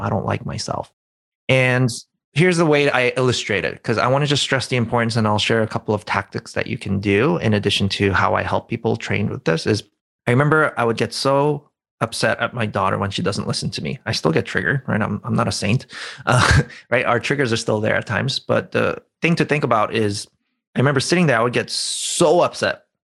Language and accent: English; New York City, New York, United States; I'm from New York City